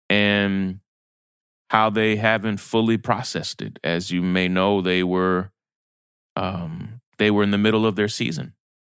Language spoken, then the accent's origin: English; Kentucky, United States; You know, we grew up in Kentucky. And so when you grow up in a place like Kentucky, you don't really have a hometown team.